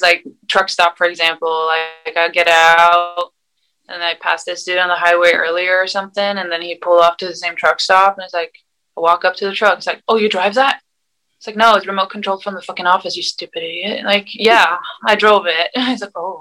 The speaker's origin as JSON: {"language": "English", "country": "Sweden", "tie": "born or raised there", "also_born_or_lived": "Arizona, United States", "moved": "as an adult", "lives_now": "United States", "said": "I grew up in Sweden with my mom"}